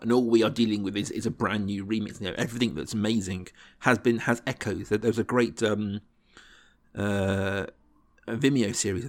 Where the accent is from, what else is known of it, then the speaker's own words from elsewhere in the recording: South East England, United Kingdom; I grew up in Berkshire in England, and whilst, you know, we had BBC 4 and Film 4, a few things like that going on, my exposure to this kind of cinema was minimal at this point.